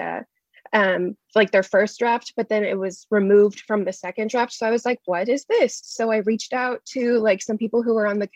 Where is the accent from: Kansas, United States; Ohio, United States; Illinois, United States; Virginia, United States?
Kansas, United States; Shawnee; I'm from Shawnee, Kansas, originally, which is just like 20 minutes away from Olathe. And I went to Mill Valley High School here